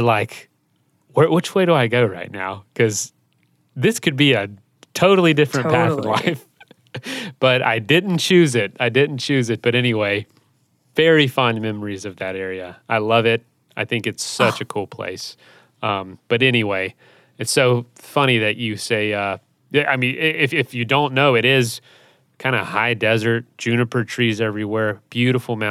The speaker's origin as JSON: {"language": "English", "region": "Florida", "country": "United States", "said": "I'm from Florida"}